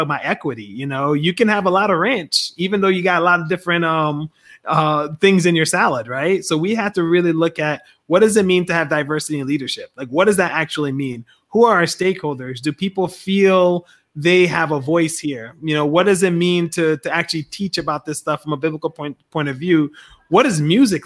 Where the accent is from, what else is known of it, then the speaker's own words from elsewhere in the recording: Liberia; now in United States; I was born in Liberia.